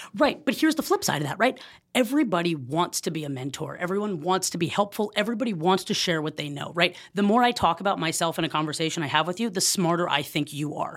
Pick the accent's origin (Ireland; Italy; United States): United States; Oakland, California; moved away as an adult; also born or lived in Jackson, Mississippi / Los Angeles, California; I am born and raised in Oakland, California.